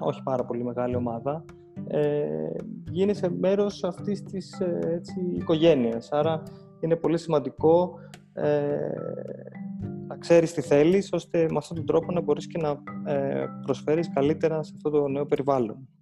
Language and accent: Greek; Athens, Attica, Greece; moved away as an adult; also born or lived in Thessaloniki / United States; μεγάλωσα στην Αθήνα ε, μέχρι να πάω και στο πανεπιστήμιο